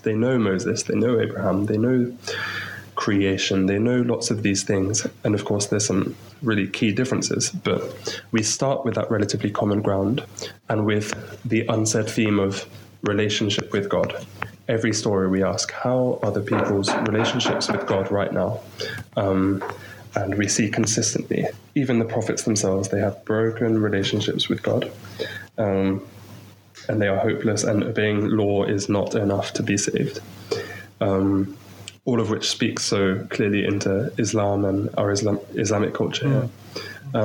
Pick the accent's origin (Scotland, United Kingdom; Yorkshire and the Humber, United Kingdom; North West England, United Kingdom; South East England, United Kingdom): South East England, United Kingdom; Maidenhead; moved away as an adult; also born or lived in Portsmouth; now in Chad; I'm from England, from Maidenhead, so just outside London, really. Um, I, I, grew up there